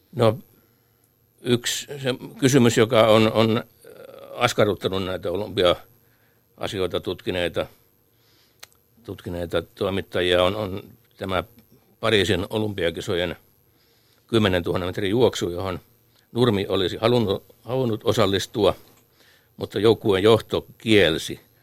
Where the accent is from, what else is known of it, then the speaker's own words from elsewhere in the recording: Lahti, Päijät-Häme, Finland; meille Lahden pikkupojille